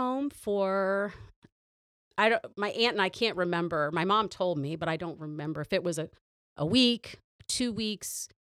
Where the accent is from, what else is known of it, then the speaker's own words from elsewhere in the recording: Toledo, Ohio, United States; born there; No. I was born in Toledo.